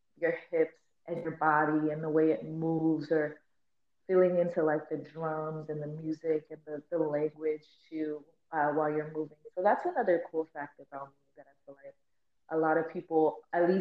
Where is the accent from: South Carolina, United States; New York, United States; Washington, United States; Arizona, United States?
Arizona, United States; Phoenix; But I'm actually born and raised in Arizona, born and raised West Phoenix, like Avondale area.